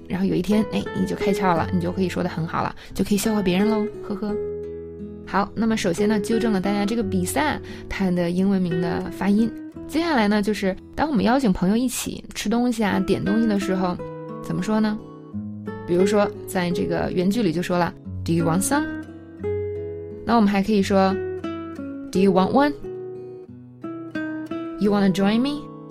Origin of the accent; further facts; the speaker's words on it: China; 我们中国人听有一些音就是听不太出来